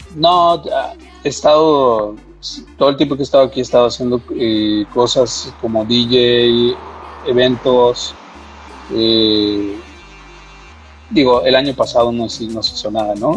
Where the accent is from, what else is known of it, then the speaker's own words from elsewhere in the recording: Mexico City, Mexico; Yo en la Ciudad de México, soy, soy del, del de la Ciudad de México.